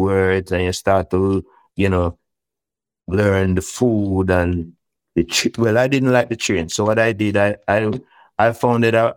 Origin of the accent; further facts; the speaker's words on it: Jamaica; we are from Jamaica, we are Rastamans